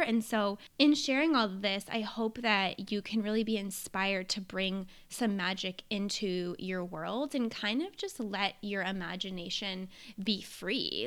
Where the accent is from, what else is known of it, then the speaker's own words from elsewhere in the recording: New Hampshire, United States; I grew up in New Hampshire